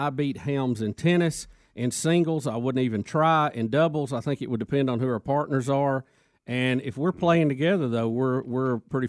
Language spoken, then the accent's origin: English; Germania Springs, Alabama, United States; That's in my hometown.